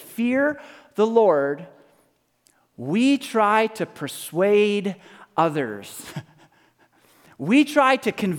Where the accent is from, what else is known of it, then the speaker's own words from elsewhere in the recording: Canada; I'm Canadian